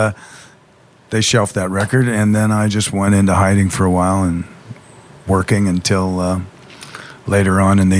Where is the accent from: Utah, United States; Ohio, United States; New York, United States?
Ohio, United States; Lima; moved away; also born or lived in Glendale, California / Eagle Rock, California / Southern California; I was raised in Lima, Ohio. I'm a Midwest boy, and then my parents split up, and my mother's family was in California, so uprooted and moved to California, and grew up in Glendale for a while